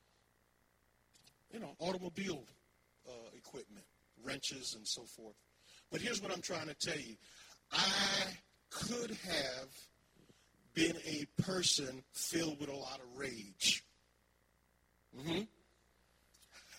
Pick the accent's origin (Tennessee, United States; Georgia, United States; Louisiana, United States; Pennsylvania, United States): Pennsylvania, United States; Philadelphia; I was raised in North Philly, Huntington Park, you know, Erie Avenue